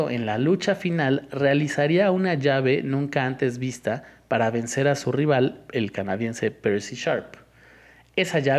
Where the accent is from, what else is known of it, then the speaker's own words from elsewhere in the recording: Iztapalapa, Mexico City, Mexico; porque soy de Iztapalapa